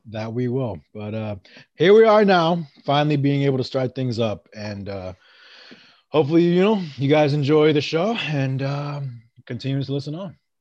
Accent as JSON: {"language": "English", "region": "Maryland", "country": "United States", "tie": "born or raised there", "also_born_or_lived": "Worcester, Massachusetts / Rhode Island", "moved": "as an adult", "lives_now": "Great Lakes, United States", "said": "And then the majority of my life, I did live in Maryland"}